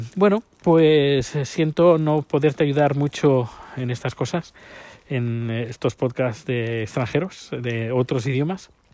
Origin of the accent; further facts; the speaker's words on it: Spain; moved away as an adult; now in Sweden; 10 años cuando salí de España